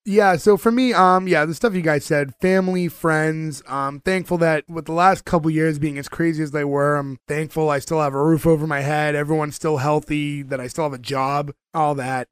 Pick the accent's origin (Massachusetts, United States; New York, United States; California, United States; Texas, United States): Massachusetts, United States; Winthrop; we are from Winthrop, Massachusetts.